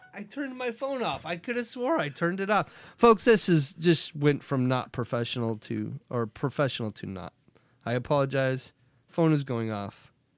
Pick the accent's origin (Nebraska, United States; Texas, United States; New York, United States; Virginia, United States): Nebraska, United States; We grew up in Nebraska